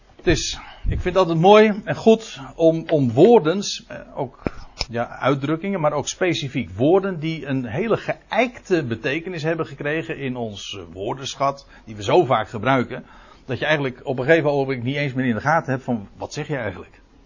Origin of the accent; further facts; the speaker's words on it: Netherlands; we als Nederlanders